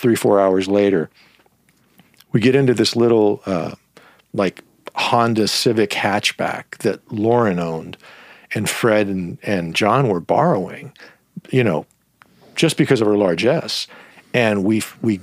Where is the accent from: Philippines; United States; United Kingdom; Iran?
Iran; moved away; I'm half Iranian and I was born in Iran